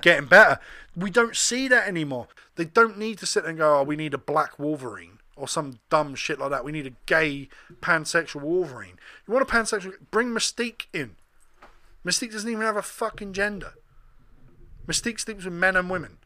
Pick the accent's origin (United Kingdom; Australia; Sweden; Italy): United Kingdom; England; me, as a kid growing up in England